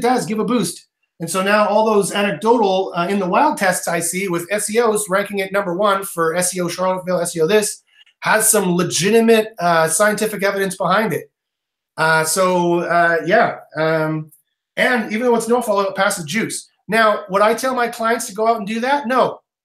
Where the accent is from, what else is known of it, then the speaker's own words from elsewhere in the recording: Canada; I'm Canadian